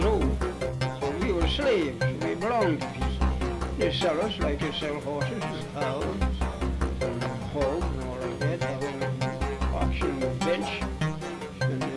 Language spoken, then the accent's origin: English; Charlottesville, Virginia, United States; I was born in Charlottesville, Virginia